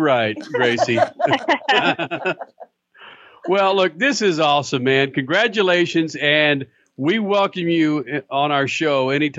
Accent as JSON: {"language": "English", "town": "Dallas", "region": "Texas", "country": "United States", "tie": "born or raised there", "said": "I was born and raised in Dallas"}